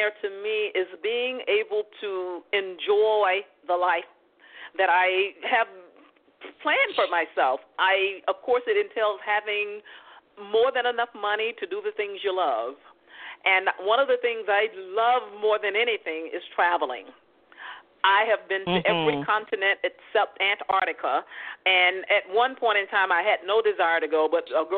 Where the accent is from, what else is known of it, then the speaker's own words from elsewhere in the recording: Mississippi, United States; now in Los Angeles, United States; I'm from Mississippi, so what we do is eating and talking